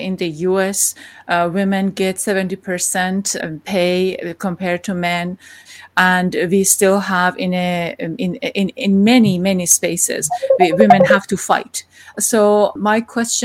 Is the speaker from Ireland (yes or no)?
no; Iran; moved away; I am from Iran